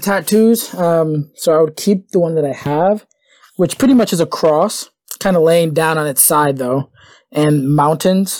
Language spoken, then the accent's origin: English; Providence, Rhode Island, United States; I grew up in Providence